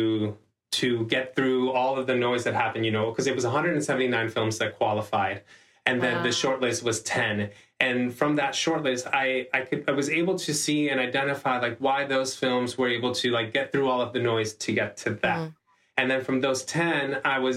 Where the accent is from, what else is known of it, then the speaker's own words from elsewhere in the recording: Panama; I'm from Panama